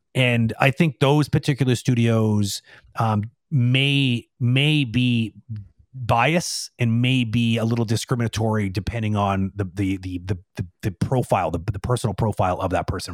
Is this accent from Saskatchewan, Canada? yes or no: no; Toronto, Ontario, Canada; now in Quebec, Canada; I'm, I'm originally from Toronto